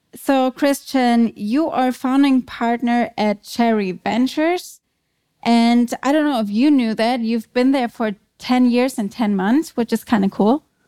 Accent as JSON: {"language": "English", "country": "Germany", "also_born_or_lived": "New York City, United States", "second_language": "English", "moved": "as an adult", "lives_now": "Vienna, Austria", "said": "I am German. As you might be able to hear, I live in Vienna. I moved there from the Big Apple, so from New York City, where I spent the last eight years"}